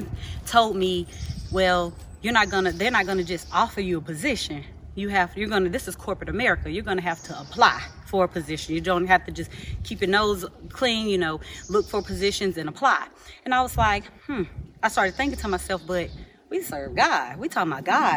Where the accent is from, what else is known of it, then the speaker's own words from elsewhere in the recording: Georgia, United States; I'm from Georgia